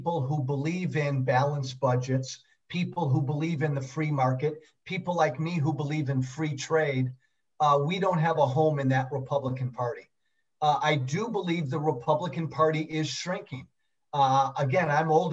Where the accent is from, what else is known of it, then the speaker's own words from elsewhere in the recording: Chicago, Illinois, United States; born and raised in the Chicago suburbs